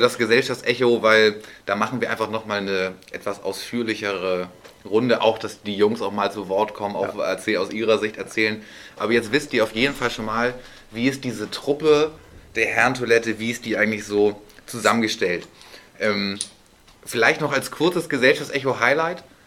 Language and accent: German; Northern Germany, Germany; als Norddeutscher